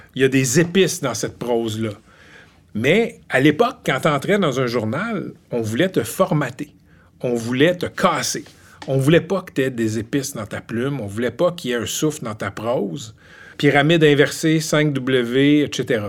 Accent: Laval, Quebec, Canada; moved away as an adult; also born or lived in Ottawa / Gatineau; now in Montreal, Canada; Je ne suis pas originaire de l'Outaouais tout, j'ai grandi à Laval

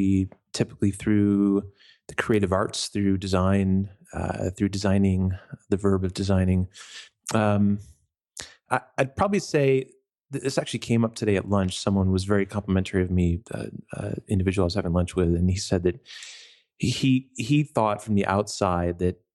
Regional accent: New York, United States; I grew up in New York State, in the upstate, in the country. Grew up literally living in a farmhouse next to a giant chicken farm.

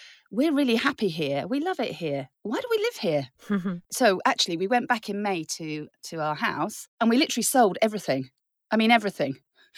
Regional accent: Germany; now in France; when I grew up in Germany, we used to come to France all the time and we camped.

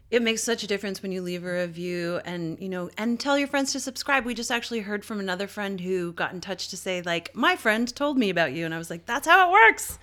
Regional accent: Canada; I'm fucking Canadian

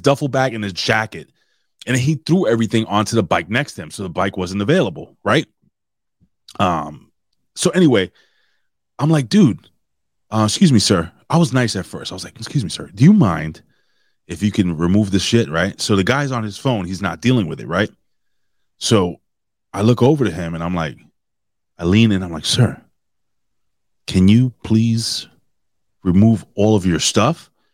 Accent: New York City, New York, United States; it's my hometown

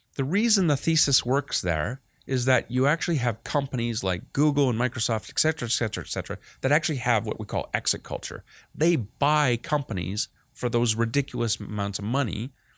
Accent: Canada; being the Canadian kid

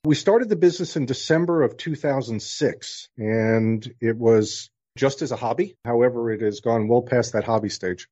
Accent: New York, United States; moved away; also born or lived in New Orleans; the kid growing up in New York

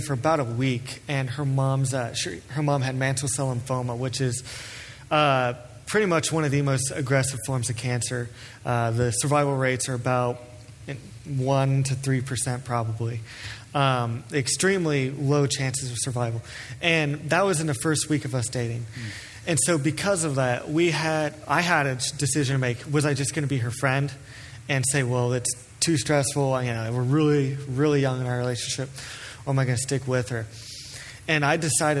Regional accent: Cleves, Ohio, United States; I grew up in Cleves, Ohio, which is southwest of here by the Ohio River

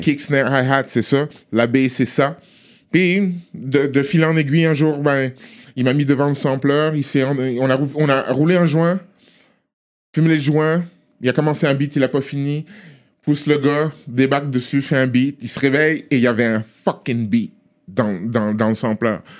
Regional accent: Togo; now in Montreal, Canada; On est à Montréal, je suis togolais

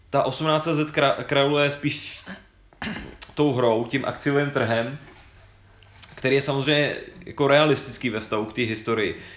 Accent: Prague, Czechia; Já jsem si se rodilý Pražák, ale já jsem za každou cenu chtěl spojit to Brno s tou Vídní.

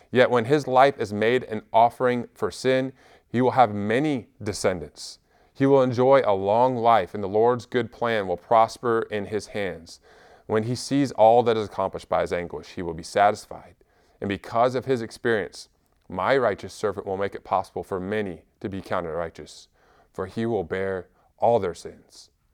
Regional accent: Alabama, United States; also born or lived in Washington State; we moved to Alabama from Washington State when I was nine

